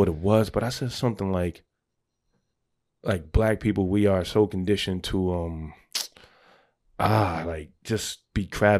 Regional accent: New York City, New York, United States; I'm from the Bronx.

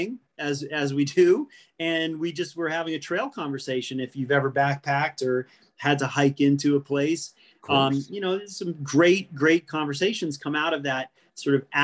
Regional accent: New England, United States; moved away as an adult; also born or lived in New Hampshire; now in Colorado, United States; My passion was writing and in particular skiing growing up in New England. And I had moved to Colorado

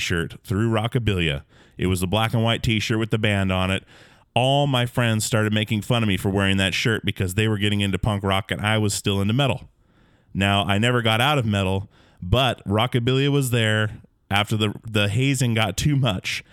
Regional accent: Alaska, United States; born or raised there

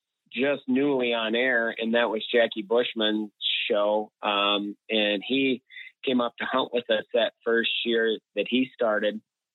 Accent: Minnesota, United States; growing up here, in this part of the world, I mean, we're just fortunate to live in the Midwest, and we're 10 minutes from Wisconsin and only an hour north of, the Iowa border.

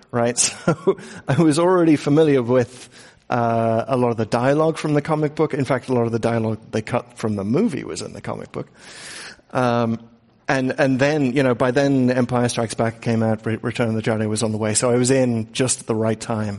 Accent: England, United Kingdom; moved away; growing up in England

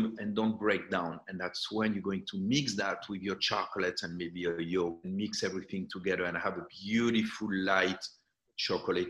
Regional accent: southern France, France; moved away; also born or lived in Algeria / Ibiza; when the war happened, my parents went to the south of France.

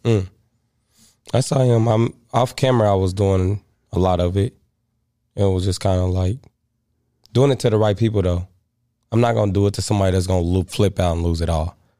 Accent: Missouri, United States; I'm from Missouri

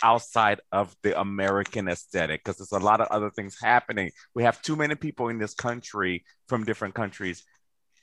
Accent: Liberia; now in United States; When I was in Liberia

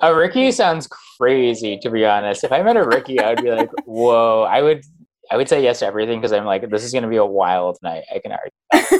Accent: Phoenix, Arizona, United States; now in New York, United States; I'm from Phoenix

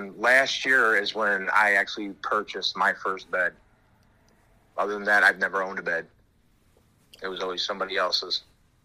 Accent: Minnesota, United States; born there; also born or lived in Florida / Pennsylvania / Wisconsin; You know, I was born in Minnesota.

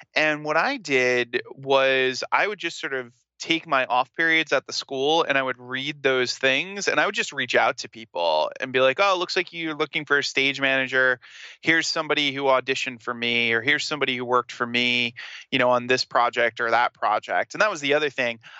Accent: Smithfield, Rhode Island, United States; also born or lived in Providence, Rhode Island; I'm from Rhode Island

